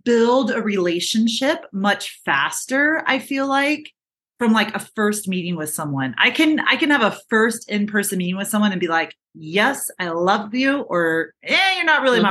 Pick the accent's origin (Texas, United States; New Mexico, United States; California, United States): Texas, United States; moved away; we're all from Texas, right? The rest of our family's there